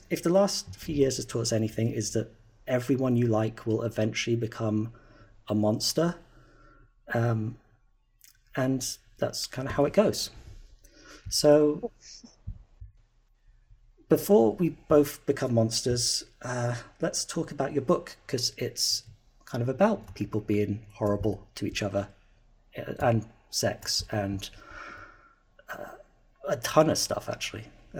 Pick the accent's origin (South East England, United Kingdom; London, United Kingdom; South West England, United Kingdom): South West England, United Kingdom; born there; I was born in Cornwall, which is like a sticky out bit that is full of pirates and King Arthur.